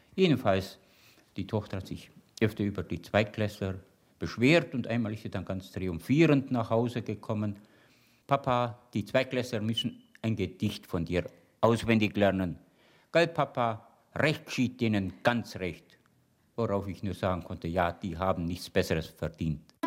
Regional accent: Allgäu, Germany; Wisst ihr, wo ich herkomme? Aus dem Allgäu.

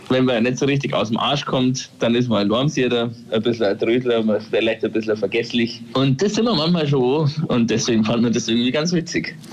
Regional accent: Thierhaupten, Bavaria, Germany; accent: Upper Bavarian; now in Augsburg, Germany; Warum ich so komisch rede, liegt daran, dass ich aus Tierhaupten bin und das ist äh, quasi nur die oberbayerische Seite vom Lech

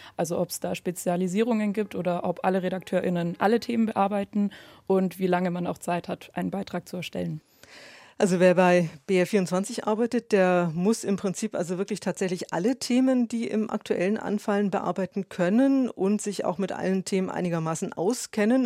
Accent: Hamburg, Germany; moved away as an adult; ich komme aus Hamburg ähm, und war schon als Schülerin beim Radio, beim Norddeutschen Rundfunk

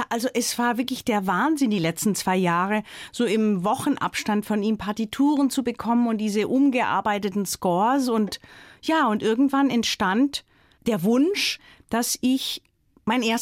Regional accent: Baden-Württemberg, Germany; ich bin am Fuße des Schwarzwalds aufgewachsen

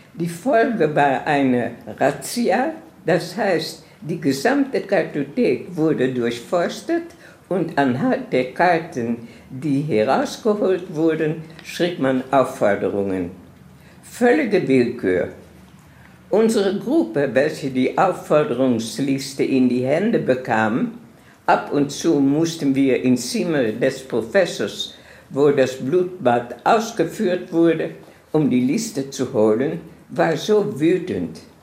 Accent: Amsterdam, North Holland, Netherlands; moved away; also born or lived in Palestine; Ich bin geboren in Amsterdam in einem sehr schönen Viertel von Amsterdam.

